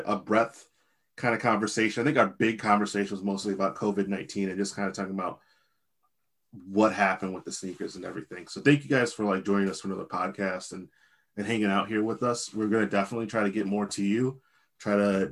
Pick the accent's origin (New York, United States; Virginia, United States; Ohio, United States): Virginia, United States; moved away; also born or lived in Midwest; Frel and I are two guys born in Virginia